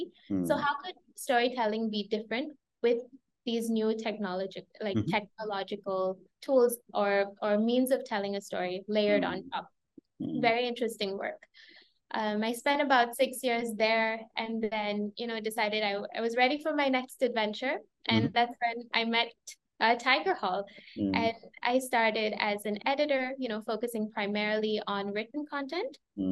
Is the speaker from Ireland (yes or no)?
no; Chennai, Tamil Nadu, India; born there; also born or lived in Myanmar / Sri Lanka; I was born in India, in Chennai, but my parents are Burmese and Sri Lankan. Mm. As a result, I grew up across these three countries, being a little bit of a third culture kid